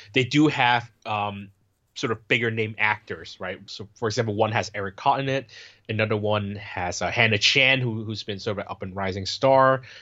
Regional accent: Bay Area, California, United States; I grew up in the Bay Area where you have a lot of Asian people

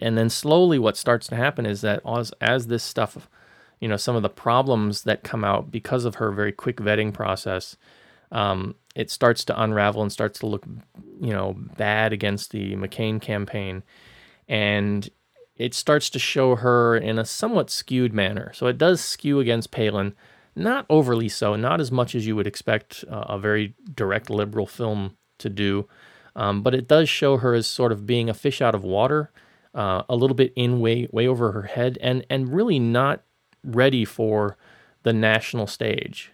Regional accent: Florida, United States; my home state of Florida

